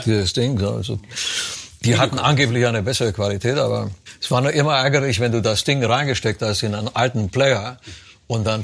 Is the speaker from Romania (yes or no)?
yes; Romania; moved away; das Land gehst, wo ich herkomme, in Rumänien